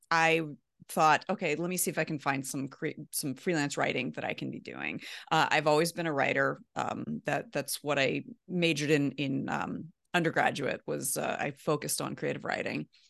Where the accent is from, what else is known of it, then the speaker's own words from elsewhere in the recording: Baltimore, Maryland, United States; moved away as an adult; also born or lived in Midwest / Columbus, Ohio; I'm from Baltimore originally